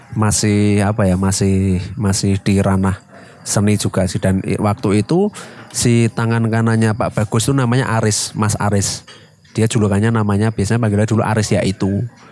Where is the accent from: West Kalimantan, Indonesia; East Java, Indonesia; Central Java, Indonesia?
Central Java, Indonesia; Semarang; kota kita di Semarang.